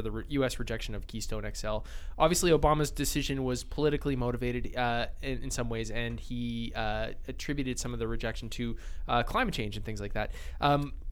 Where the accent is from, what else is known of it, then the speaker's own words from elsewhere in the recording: Calgary, Alberta, Canada; I was born in Calgary, too